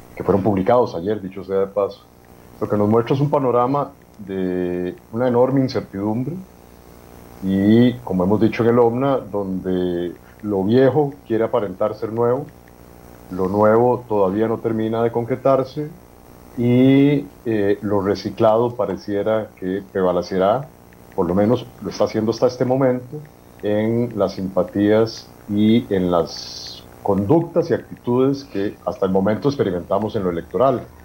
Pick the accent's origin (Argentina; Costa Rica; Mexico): Costa Rica; hablamos como personas costarricenses, ciudadanas de este país